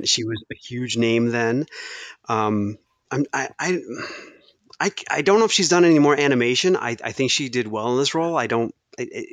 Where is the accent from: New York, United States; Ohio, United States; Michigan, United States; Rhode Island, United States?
Michigan, United States; I grew up in Michigan